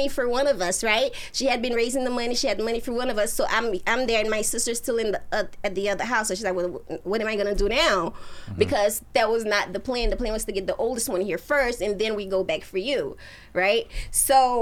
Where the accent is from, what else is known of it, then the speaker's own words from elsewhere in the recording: Haiti; moved away; We're from Haiti, you know what I mean? And my parents, like, they came here before I did. They left me and my sister, you know, behind with my aunt